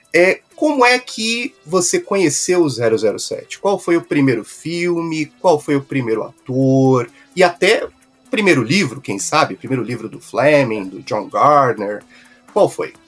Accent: Brazil; nós que, que somos é, brasileiros

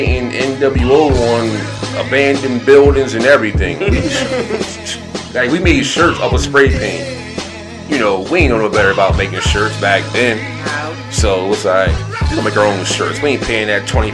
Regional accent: Salem, United States; Salem is different. That's my hometown.

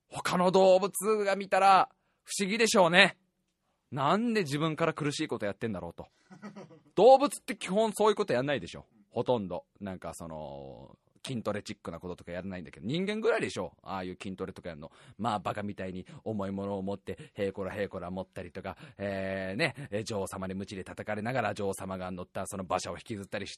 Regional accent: Saitama, Japan; まあ、俺もまあね、えー、埼玉生まれ、埼玉育ち、ご飯が好きなやつは大体友達ってい

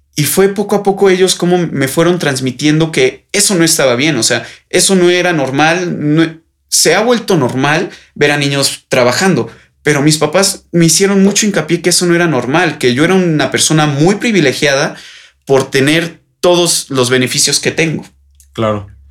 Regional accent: Mexico; los jóvenes somos el futuro de México

